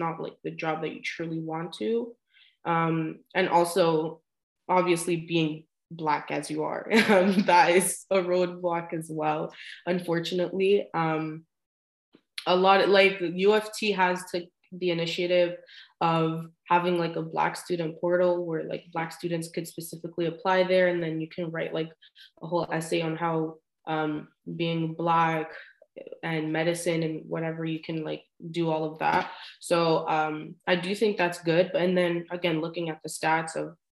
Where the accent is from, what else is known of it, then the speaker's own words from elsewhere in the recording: Canada; as a Canadian